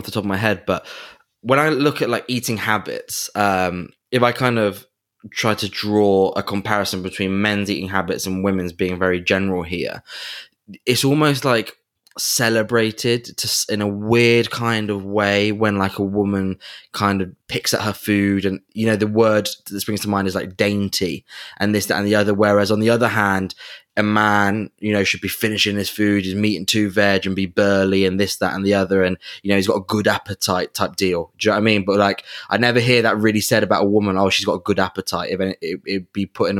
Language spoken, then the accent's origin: English; England, United Kingdom; we're both from England